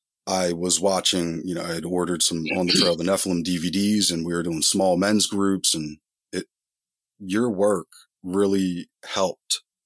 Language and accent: English; Montgomery County, Pennsylvania, United States; Grew up outside of Philadelphia, Pennsylvania, in Montgomery County.